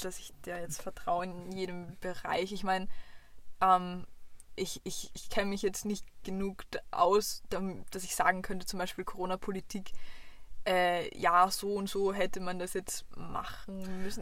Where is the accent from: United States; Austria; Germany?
Austria; Vienna; eindeutig als Wienerin